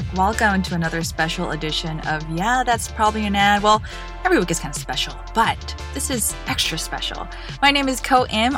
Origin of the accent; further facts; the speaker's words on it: Guam; I grew up on Guam